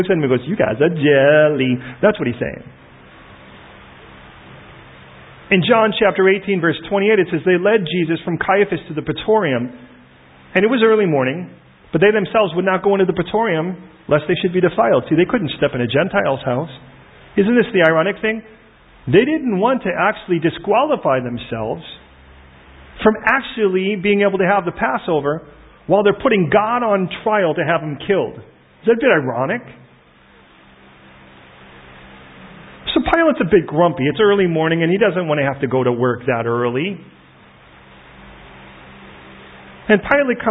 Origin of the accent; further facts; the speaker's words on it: Chicago, Illinois, United States; now in United Kingdom; I was born in Chicago